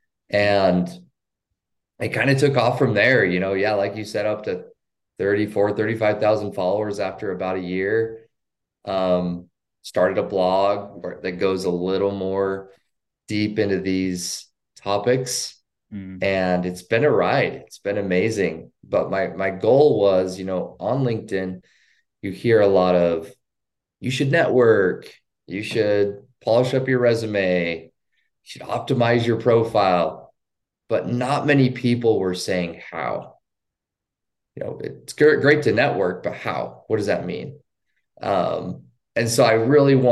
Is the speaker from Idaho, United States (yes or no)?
yes; Idaho, United States; I work remotely from my hometown in Idaho.